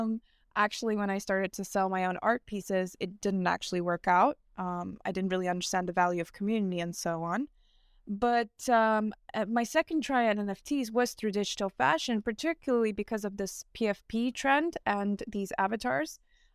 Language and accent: English; Dubai, United Arab Emirates; also born or lived in New York; now in Milan, Italy; I grew up in Dubai. I'm originally from New York, and now I'm based in Milan, which is kind of just forms my identity.